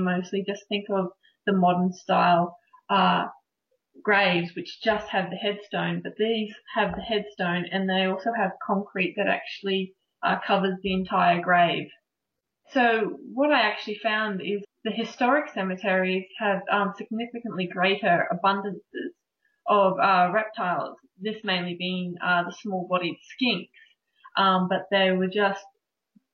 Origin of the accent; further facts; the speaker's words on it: Brisbane, Queensland, Australia; I come from Brisbane, so we're actually very lucky that we have an enormous variety of reptiles